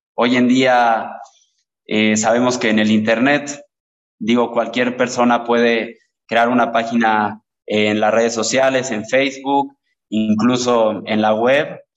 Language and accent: Spanish; Teziutlán, Puebla, Mexico; soy originario de Teciutlán, que es una ciudad ubicada al noroeste del estado de Puebla